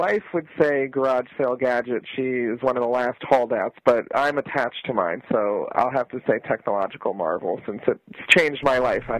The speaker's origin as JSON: {"language": "English", "region": "Florida", "country": "United States", "tie": "born or raised there", "said": "I grew up in Florida"}